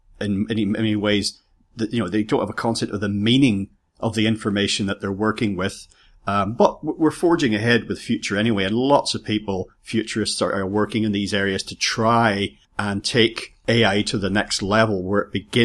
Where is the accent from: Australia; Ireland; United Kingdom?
Ireland; I come from Ireland